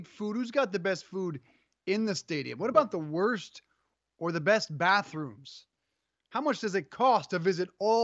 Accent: Colorado, United States; now in Connecticut, United States; when I grew up in Colorado, it took a foot, no joke, a foot of snow to cancel school

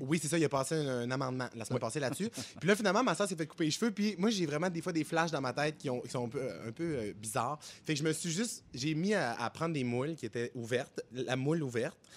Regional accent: Quebec, Canada; also born or lived in Plateau Mont-Royal, Montreal; now in Montreal, Canada; je viens de Saguenay-Lac-Saint-Jean. Mon père a eu des bateaux quand j'étais jeune

